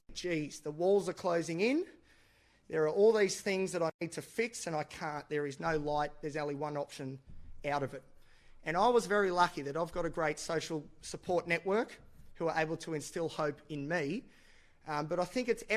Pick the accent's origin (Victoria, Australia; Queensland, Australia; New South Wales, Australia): New South Wales, Australia; Newcastle; I'm from Newcastle, which is the best place in the world.